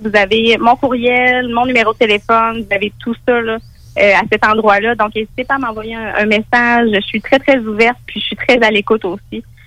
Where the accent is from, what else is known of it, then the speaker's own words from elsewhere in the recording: Bellechasse, Quebec, Canada; moved away as an adult; also born or lived in Lévis / Drummond; Je suis né Moi, dans Bellechasse, j'ai grandi dans Bellechasse, j'ai étudié du côté de Lévis